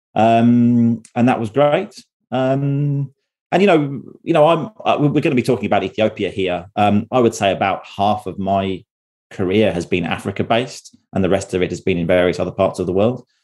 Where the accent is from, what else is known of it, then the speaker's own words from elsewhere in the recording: United Kingdom; moved away as an adult; now in Norway; I grew up in the UK